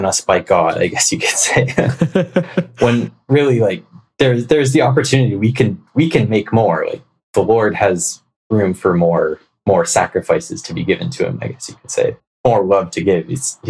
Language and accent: English; Canada; I'm Canadian, I'm in Canada